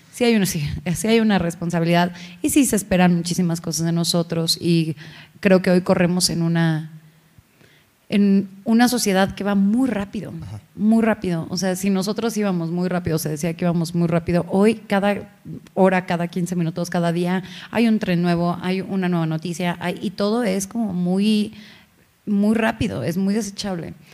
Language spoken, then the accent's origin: Spanish; Hidalgo, Mexico; yo soy mexa, soy de Hidalgo